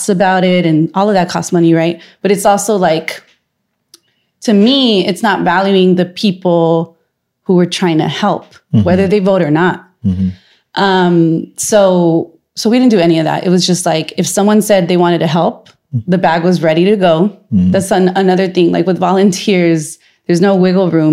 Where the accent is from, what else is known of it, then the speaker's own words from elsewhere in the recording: Los Angeles, California, United States; now in San Francisco, United States; I'm from LA. I go home like at least once a month.